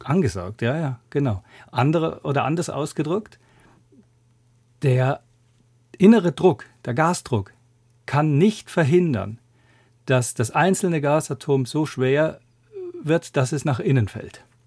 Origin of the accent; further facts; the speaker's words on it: Würzburg, Bavaria, Germany; moved away as an adult; also born or lived in Grenoble, France / Zürich, Switzerland; now in Göttingen, Germany; Ich habe in meiner Heimatstadt Würzburg Physik studiert